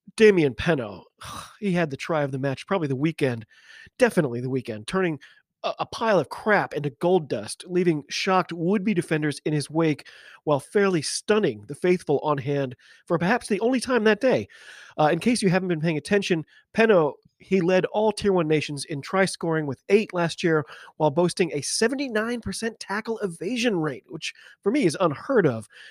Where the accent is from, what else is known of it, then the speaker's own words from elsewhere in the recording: United States; I'm an American rugby fan